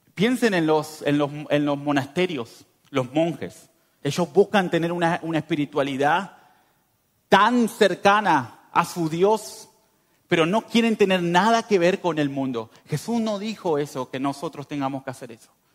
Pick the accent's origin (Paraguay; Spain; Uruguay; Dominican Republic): Uruguay; northern Uruguay; moved away as an adult; now in Montenegro; Yo vengo de Uruguay, del norte